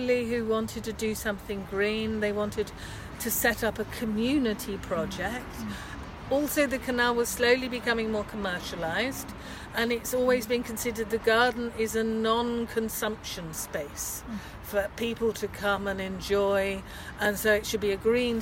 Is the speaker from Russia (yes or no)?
no; England, United Kingdom; moved away as an adult; now in Vienna, Austria; I come from England